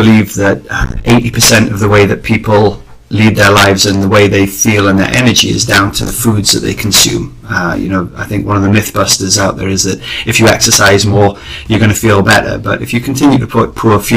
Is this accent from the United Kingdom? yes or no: yes; Cardigan, Wales, United Kingdom; I'm from West Wales, a little town called Cardigan.